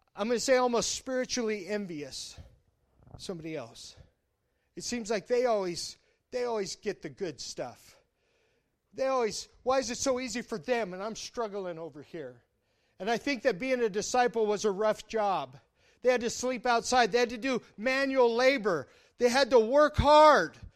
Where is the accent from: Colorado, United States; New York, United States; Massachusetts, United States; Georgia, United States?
Colorado, United States; now in Nebraska, United States; I'm from Colorado